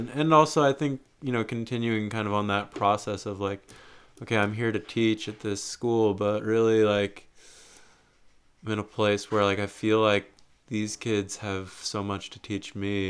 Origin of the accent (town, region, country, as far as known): United States